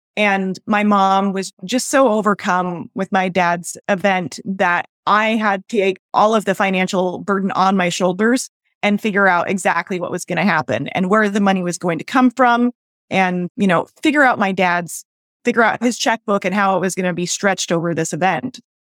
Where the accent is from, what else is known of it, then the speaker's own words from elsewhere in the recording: United States; as American women